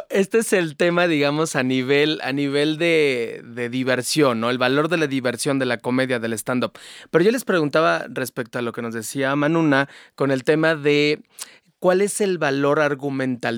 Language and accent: Spanish; Mexico; Somos tan mexicanos como el resto